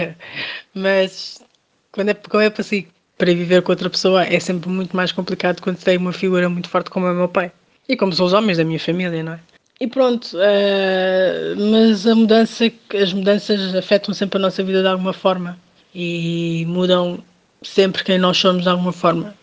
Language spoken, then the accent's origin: Portuguese; Portugal; also born or lived in Cape Verde; nasci em Cabo Verde, mas vivo em Portugal há cerca de 26 anos, mais ou menos, portanto vim para cá quando ainda era muito nova